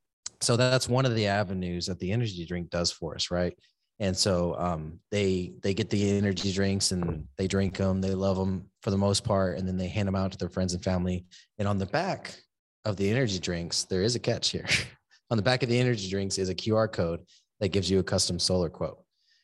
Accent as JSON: {"language": "English", "town": "San Antonio", "region": "Texas", "country": "United States", "tie": "born or raised there", "also_born_or_lived": "Seguin / Corpus Christi", "said": "So I was born in Seguin, Texas. I grew up in San Antonio and then all over the place, you know, military stepdad. And but I ended up in Corpus Christi for 15 years"}